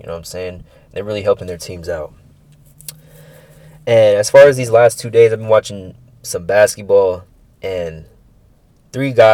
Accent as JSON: {"language": "English", "town": "San Francisco", "region": "California", "country": "United States", "tie": "born or raised there", "said": "my hometown team"}